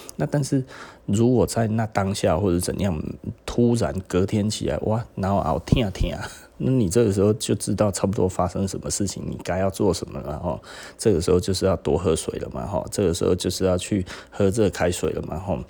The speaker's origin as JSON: {"language": "Chinese", "region": "Taichung", "country": "Taiwan", "also_born_or_lived": "Taipei", "said": "因为台中人很喜欢上台北哈，那我以前也是啦"}